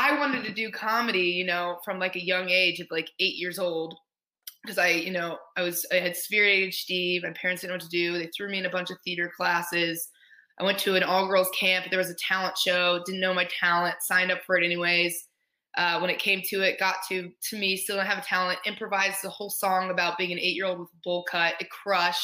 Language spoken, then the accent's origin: English; Indianapolis, Indiana, United States; moved away; I'm from Indy. I'm from Indianapolis, Indiana